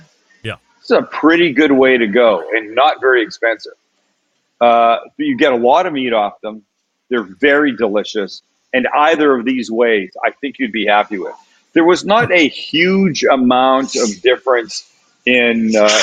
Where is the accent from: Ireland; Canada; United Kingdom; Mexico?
Canada; accent: Canadian; now in San Diego, United States; I'm Canadian